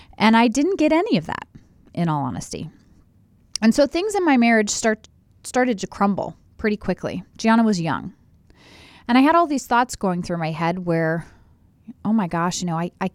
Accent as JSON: {"language": "English", "town": "Columbus", "region": "Ohio", "country": "United States", "tie": "born or raised there", "said": "but I grew up in Columbus, Ohio. I was born and raised here."}